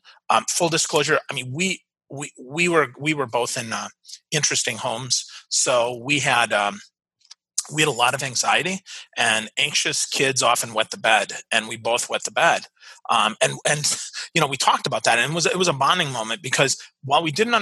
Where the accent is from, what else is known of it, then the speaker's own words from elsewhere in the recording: Milwaukee, Wisconsin, United States; I'm from Milwaukee, right? I'm from Wisconsin.